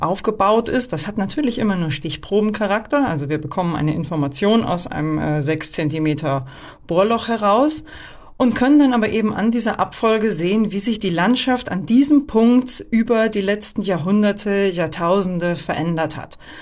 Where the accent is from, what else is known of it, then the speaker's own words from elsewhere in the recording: Northern Germany, Germany; moved away; ich komme eigentlich auch aus Norddeutschland